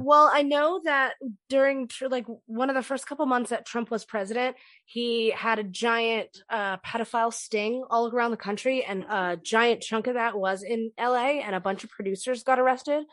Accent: California, United States; I grew up in California

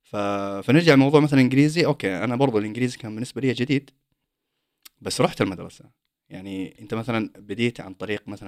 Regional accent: Saudi Arabia; now in Sweden; انا اصلا طلعت من السعوديه

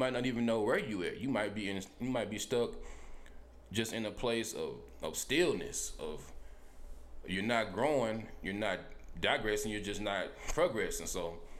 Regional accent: Helena, United States; moved away; I'm from Helena

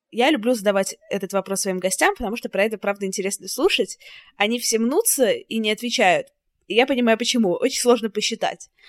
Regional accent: Saint Petersburg, Russia; moved away as an adult; also born or lived in Paris / Moscow; now in London, United Kingdom; я из Питера

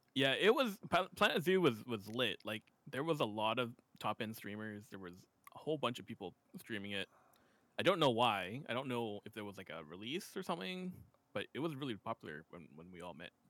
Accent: West Coast of Canada, Canada; I'm from Canada on the West Coast

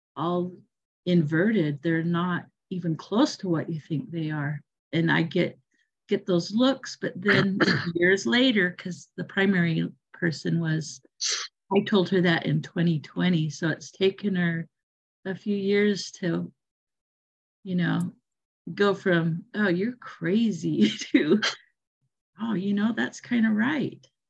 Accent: Utah, United States; now in Oregon, United States; I grew up in Utah

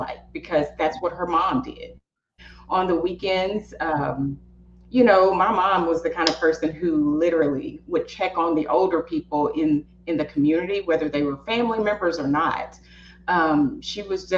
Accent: East Texas, United States; I'm from East Texas.

